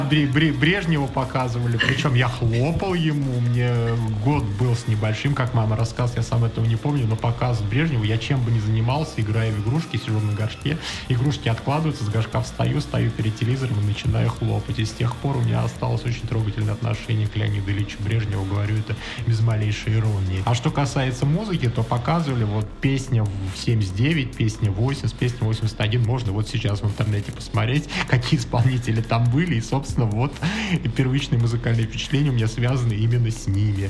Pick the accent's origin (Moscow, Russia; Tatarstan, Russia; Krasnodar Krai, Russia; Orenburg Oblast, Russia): Orenburg Oblast, Russia; Orsk; мой родной город Орск, соответственно, Оренбургская Московская область